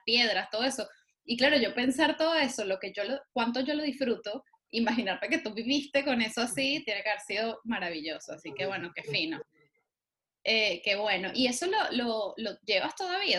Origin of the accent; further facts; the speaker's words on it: Venezuela; lo que en Venezuela llamamos un firifiri.